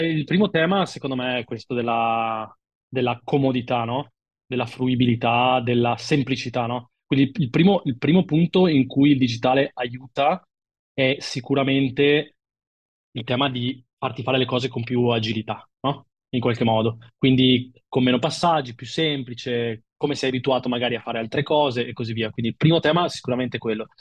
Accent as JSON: {"language": "Italian", "town": "Milan", "region": "Lombardy", "country": "Italy", "said": "da milanese imbruttito"}